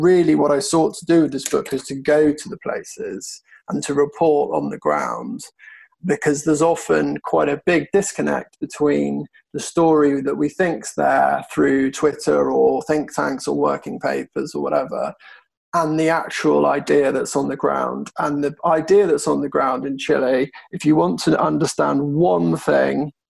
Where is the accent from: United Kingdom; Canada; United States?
United Kingdom; as a Brit